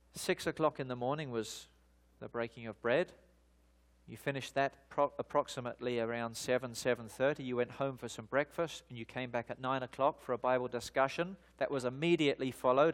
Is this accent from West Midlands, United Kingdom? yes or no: no; London, United Kingdom; moved away; also born or lived in Australia; I was born in the United Kingdom, in the, in the, uh, city of London, eh, and I began my life in the year nineteen seventy-six in the southeast side of the city in a, in a suburb called Lewisham